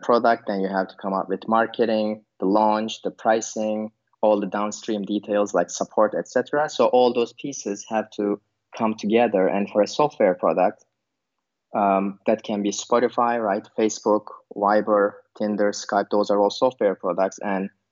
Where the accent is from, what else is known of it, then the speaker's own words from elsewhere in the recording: Turkey; also born or lived in Berlin, Germany; now in Vilnius, Lithuania; I'm originally from Turkey. And I lived in multiple countries. And currently I'm living in Vilnius, Lithuania